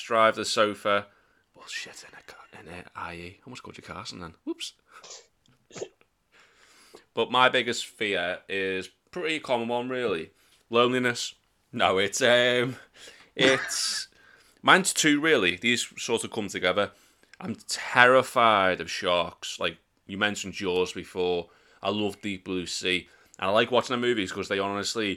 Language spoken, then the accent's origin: English; Birkenhead, North West England, United Kingdom; we're from Birkenhead.